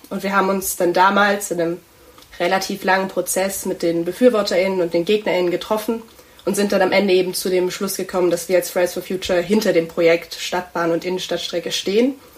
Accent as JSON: {"language": "German", "town": "Tübingen", "region": "Baden-Württemberg", "country": "Germany", "tie": "born or raised there", "said": "ich bin auch in Tübingen aufgewachsen, hier zur Schule gegangen"}